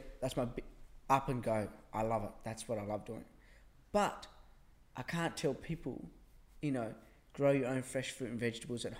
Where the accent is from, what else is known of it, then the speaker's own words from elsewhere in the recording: Tasmania, Australia; now in Sydney, Australia; I grew up in Tasmania, one of the best places in the world